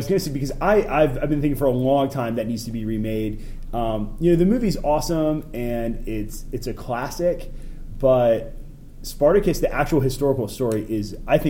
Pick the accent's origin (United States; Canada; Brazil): United States; Richmond, Virginia; growing up in Richmond, Virginia